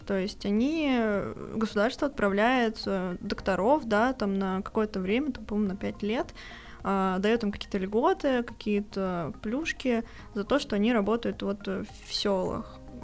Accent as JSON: {"language": "Russian", "town": "Ufa", "region": "Bashkortostan", "country": "Russia", "said": "мы обе из Уфы"}